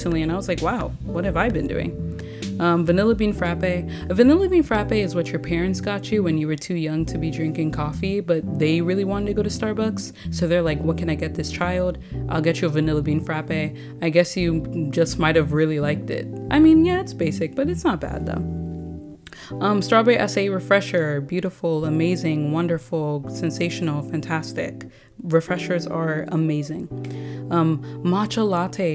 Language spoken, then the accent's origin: English; Nigeria; I'm Nigerian